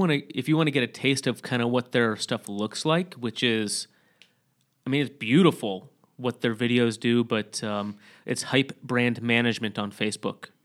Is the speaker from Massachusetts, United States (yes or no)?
no; Sturgis, Michigan, United States; moved away; from my hometown in Sturgis, Michigan